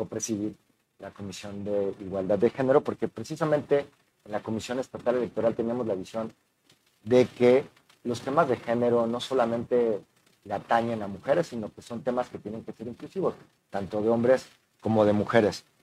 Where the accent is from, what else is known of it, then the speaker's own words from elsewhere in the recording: Mexico City, Mexico; moved away as an adult; now in Nuevo León, Mexico; soy mexicano, eh, soy nacido en la Ciudad de México, tengo 44 años, eh, pero si bien es cierto, soy nacido en la Ciudad de México, tengo radicando ya 15 años aquí en, la aquí en Nuevo León.